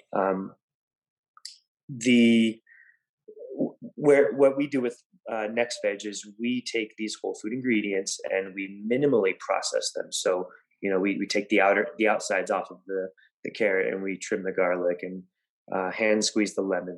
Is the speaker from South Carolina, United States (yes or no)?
no; Gallup, New Mexico, United States; I was raised in Gallup, New Mexico